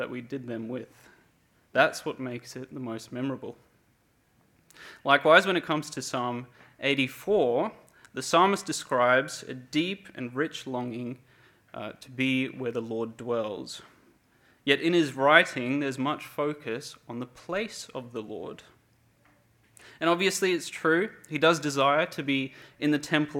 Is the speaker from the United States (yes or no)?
no; Cape Town, Western Cape, South Africa; now in Perth, Australia; I'm originally from Cape Town, South Africa, and I've been here for 15 years of my life